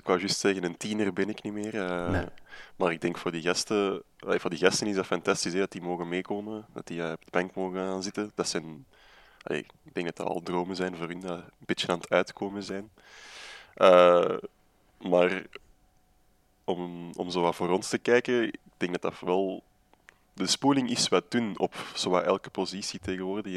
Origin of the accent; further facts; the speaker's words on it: Antwerp, Flanders, Belgium; oorspronkelijk ben ik van Borgerhout